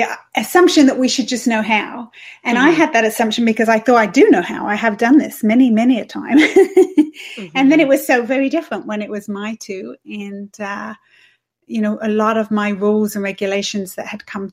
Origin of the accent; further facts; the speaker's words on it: England, United Kingdom; moved away as an adult; also born or lived in Switzerland / Toronto; now in Canada; I'm from England. People probably can hear that.